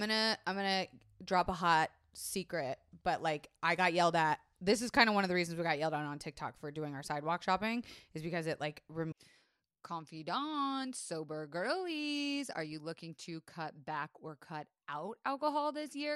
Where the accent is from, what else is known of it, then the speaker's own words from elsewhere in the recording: Florida, United States; I was raised in Florida